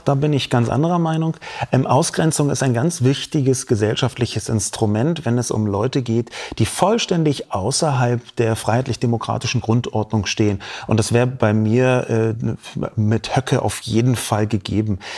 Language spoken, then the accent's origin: German; Berlin, Germany; Ich bin in Berlin geboren und aufgewachsen